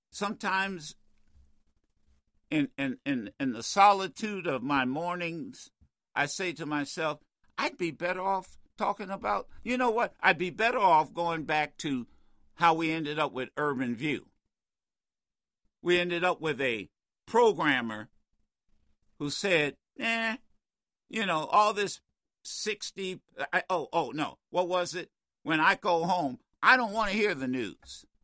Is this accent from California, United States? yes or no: no; New York, United States; I'm from New York. I know Trump.